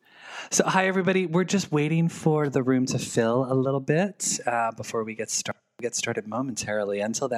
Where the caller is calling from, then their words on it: Memphis, Tennessee, United States; accent: southern; Hello from Memphis, Tennessee. I don't know the Memphis accent.